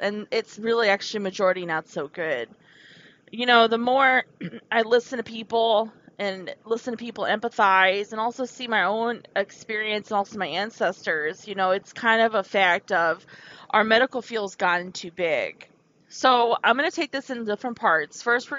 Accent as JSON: {"language": "English", "region": "Wisconsin", "country": "United States", "said": "If you guys don't know me, I came from Wisconsin. It's where my ancestors are from. That's where my family's from."}